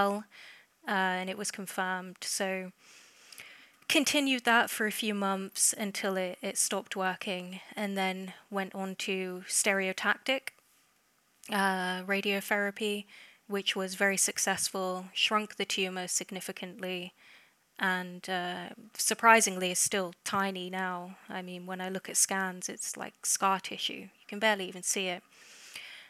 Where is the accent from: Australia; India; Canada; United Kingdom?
United Kingdom; England; I'm from England, if you can't tell by the accent already.